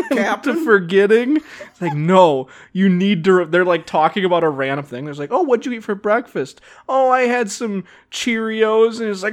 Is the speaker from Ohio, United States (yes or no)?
yes; Cleveland, Ohio, United States; I'm from Cleveland, Ohio.